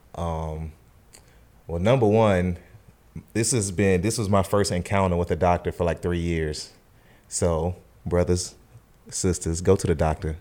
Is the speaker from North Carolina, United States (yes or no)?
yes; Charlotte, North Carolina, United States; also born or lived in San Antonio, Texas / Winston-Salem; I'm from Charlotte, North Carolina. Born and raised, pretty much lived here my whole life